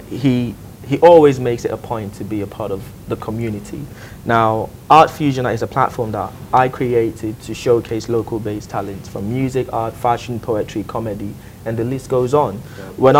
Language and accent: English; Nigeria; now in Dubai, United Arab Emirates; I'm Nigerian